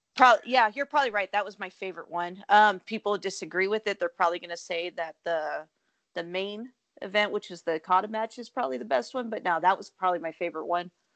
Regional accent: Texas, United States; born or raised there

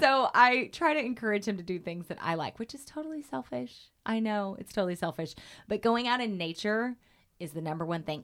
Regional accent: Oklahoma, United States; moved away; when I was a kid, growing up in Oklahoma

